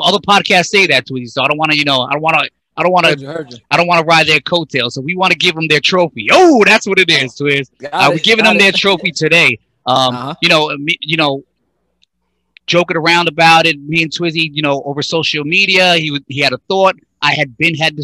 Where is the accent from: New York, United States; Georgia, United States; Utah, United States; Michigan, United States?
New York, United States; Brentwood; we're all from Brentwood, but Suffolk County